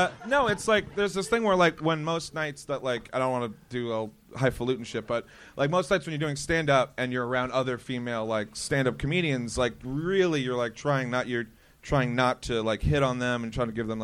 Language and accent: English; New York, United States; moved away; I'm from New York. Started on Long Island doing shows like open mics out there.